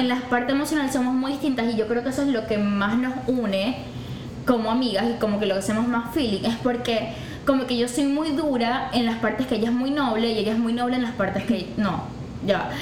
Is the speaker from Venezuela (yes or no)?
yes; Maracaibo, Zulia, Venezuela; moved away as an adult; now in Houston, United States; soy de Maracaibo, Venezuela y me mudé acá a Houston el año pasado